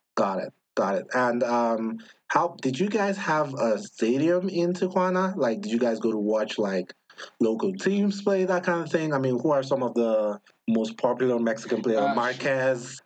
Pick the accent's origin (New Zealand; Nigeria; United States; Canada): Nigeria; moved away; back home in Nigeria growing up